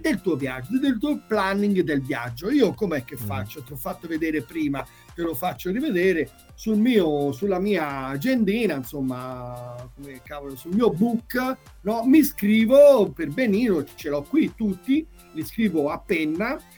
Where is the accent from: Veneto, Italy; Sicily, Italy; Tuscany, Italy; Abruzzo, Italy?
Tuscany, Italy; qui in Toscana, ecco, perché sono toscano